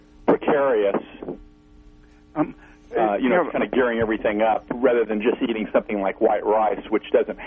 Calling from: Missouri, United States

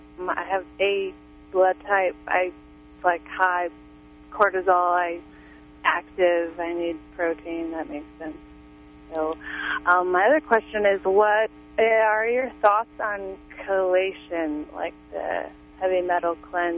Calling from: Laytonville, California, United States; Hi, I'm from Laytonville.

